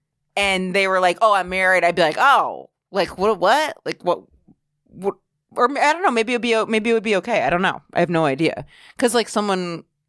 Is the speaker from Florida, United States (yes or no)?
no; Maine, United States; now in New York, United States; I'm from Maine.